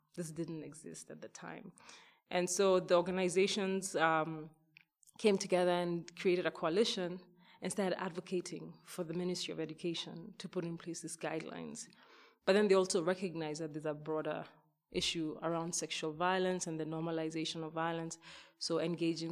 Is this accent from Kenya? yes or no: yes; Kenya; a young girl growing up in Kenya